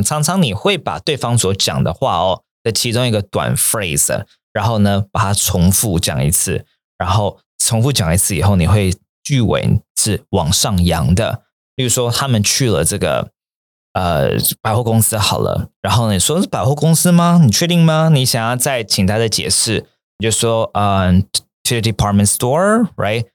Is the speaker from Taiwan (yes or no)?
yes; Taiwan; moved away as an adult; also born or lived in Japan; 那个时候大四回台湾的时候